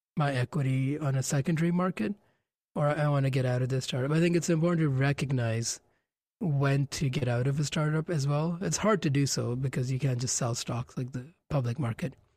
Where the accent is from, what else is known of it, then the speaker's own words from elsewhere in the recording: Gonda, Uttar Pradesh, India; moved away; Gonda, which is my hometown in India